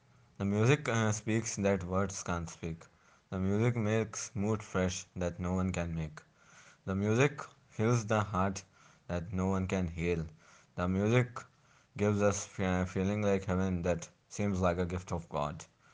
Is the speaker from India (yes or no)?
yes; Varanasi, Uttar Pradesh, India; I am from Varanasi